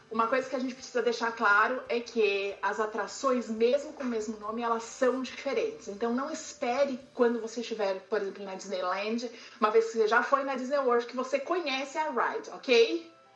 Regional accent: Santo André, São Paulo, Brazil; eu sou de Santo André, do ABC de São Paulo

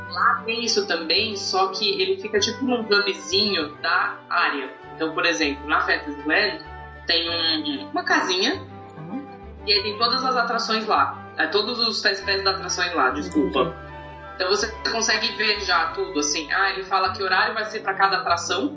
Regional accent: Brazil; a gente sendo brasileiro

